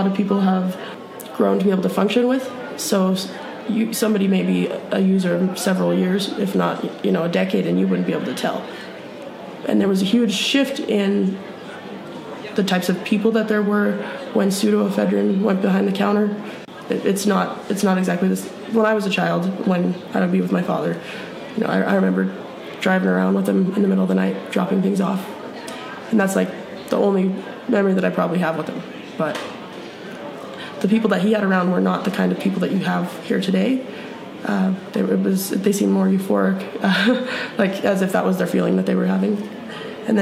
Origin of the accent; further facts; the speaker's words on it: Butte, Montana, United States; I'm Butte American, and I really think that a lot of people here feel that way